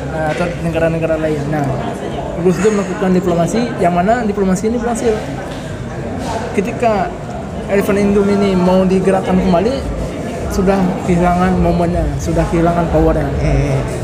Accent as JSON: {"language": "Indonesian", "region": "Aceh", "country": "Indonesia", "tie": "born or raised there", "moved": "yes", "said": "Aku tuh ngaji, ngaji. Jadi kan seperti masyarakat Aceh umumnya"}